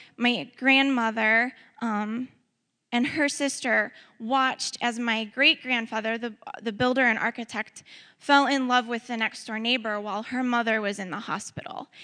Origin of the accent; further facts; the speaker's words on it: Ferguson, Missouri, United States; also born or lived in St. Louis; I was uh, born in St. Louis, I was raised in Ferguson